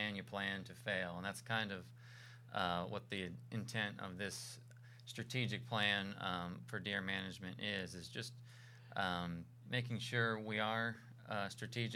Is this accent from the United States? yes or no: yes; Pennsylvania, United States; moved away as an adult; also born or lived in Georgia / Tallahassee, Florida / New York; I'm from Pennsylvania. I grew up in Pennsylvania, very rural area